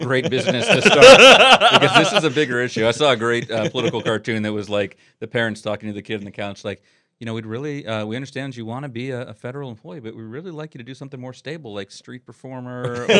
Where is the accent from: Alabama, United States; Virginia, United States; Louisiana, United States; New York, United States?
Virginia, United States; I'm from Virginia.